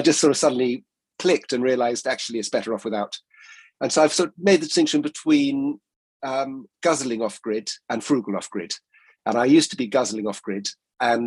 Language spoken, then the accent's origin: English; Exmoor, South West England, United Kingdom; moved away as an adult; also born or lived in Isle of Mull, Scotland; now in Hebrides, United Kingdom; I grew up on Exmoor, which is actually quite a remote and lovely place.